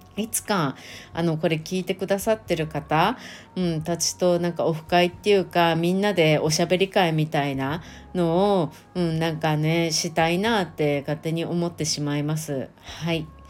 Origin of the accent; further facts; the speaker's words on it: Japan; 運よく日本に生まれただけ